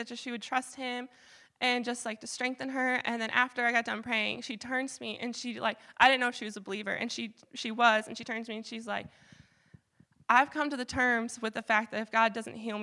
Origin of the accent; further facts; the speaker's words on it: Michigan, United States; now in Vermont, United States; I'm from Michigan, so all my family's in Michigan